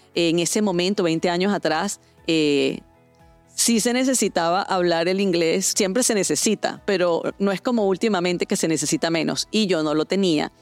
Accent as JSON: {"language": "Spanish", "country": "Venezuela", "tie": "born or raised there", "said": "en mi país natal, Venezuela"}